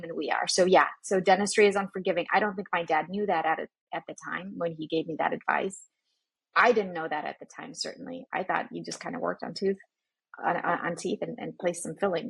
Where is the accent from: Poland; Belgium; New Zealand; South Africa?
Poland; moved away; I grew up in Poland where things like that weren't talked about.